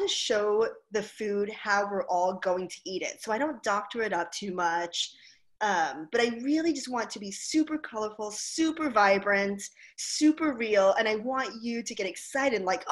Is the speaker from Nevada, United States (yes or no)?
no; Hawaii, United States; moved away; I grew up in Hawaii